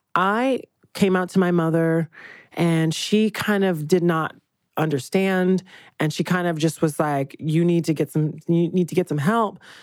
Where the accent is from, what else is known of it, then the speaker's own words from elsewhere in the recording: Georgia, United States; I'm from Georgia